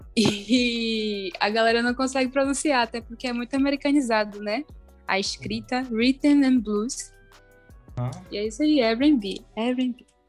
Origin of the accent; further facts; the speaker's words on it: Salvador, Bahia, Brazil; sou soteropolitana, nasci e criada